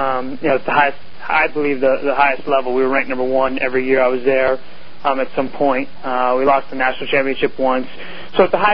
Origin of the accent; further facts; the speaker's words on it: Longmeadow, Massachusetts, United States; I grew up in a town where in Longmeadow, Mass, where there was a lot of sports being played